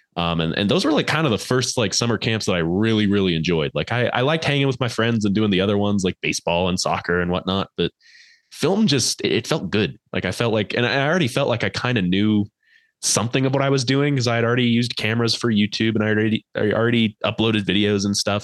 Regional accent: Colorado, United States; I'm actually from Colorado.

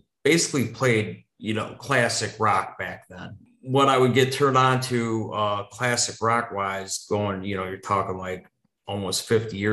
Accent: central Wisconsin, United States; also born or lived in Libertyville, Illinois; growing up as a kid in the heart of central Wisconsin in the early 70s

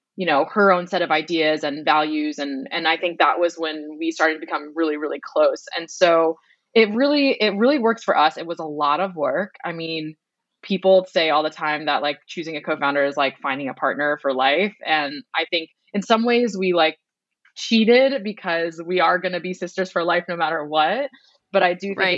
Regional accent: Boston, Massachusetts, United States; we grew up in Boston in a town that was actually 98% white as um, first gen Vietnamese Americans and daughters of refugees

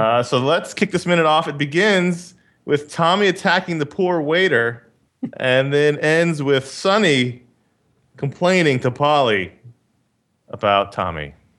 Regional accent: New York City, New York, United States; I grew up in Queens

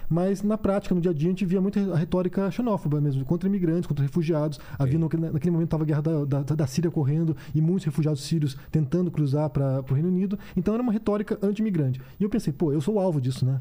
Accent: Curitiba, Paraná, Brazil; moved away as an adult; Eu sou curitibano, é, cresci até, fiquei até os 26 anos em Curitiba e depois fui embora

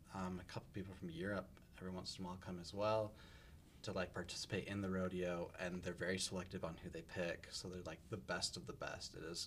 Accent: Calgary, Alberta, Canada; moved away; I'm from Calgary

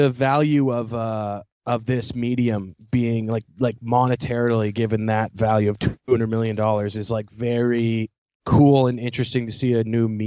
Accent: Victoria, British Columbia, Canada; I'm, I'm from Victoria

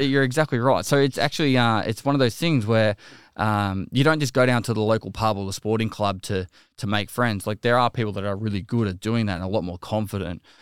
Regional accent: Geelong, Victoria, Australia; I'm a Geelong boy at heart, so I grew up in Geelong

